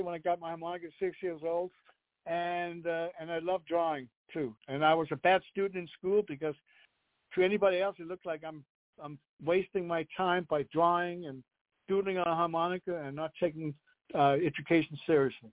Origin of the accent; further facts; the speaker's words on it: Copenhagen, Capital Region of Denmark, Denmark; English is a second language; moved away; I'm born and raised in Denmark, Copenhagen